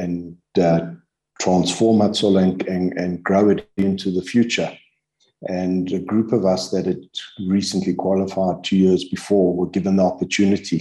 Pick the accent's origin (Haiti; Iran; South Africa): South Africa; Germiston, Gauteng; growing up in Germiston being a small town